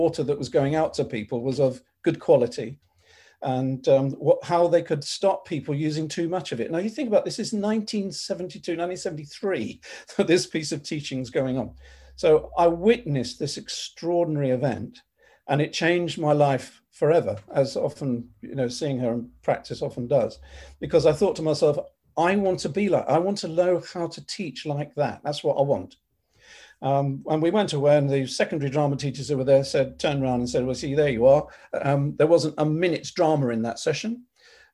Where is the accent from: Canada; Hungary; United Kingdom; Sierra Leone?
United Kingdom; London; I grew up in North London with my mum and dad